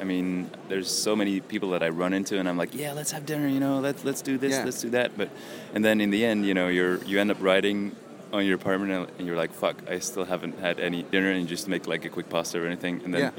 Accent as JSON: {"language": "English", "country": "Belgium"}